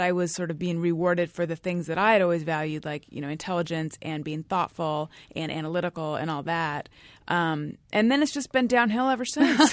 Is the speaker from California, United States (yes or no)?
yes; Orange County, California, United States; also born or lived in New York; now in California, United States; I grew up in Orange County, California, which is also where Gary grew up.